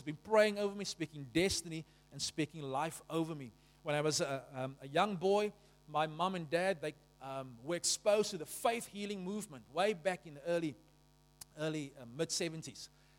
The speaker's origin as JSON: {"language": "English", "town": "Beaufort West", "region": "Western Cape", "country": "South Africa", "tie": "born or raised there", "said": "When I was born in Beaufort West, they put me in a defective incubator because the only working incubator was on the white side of the hospital, and they were not going to put a colored child in the white side of the hospital."}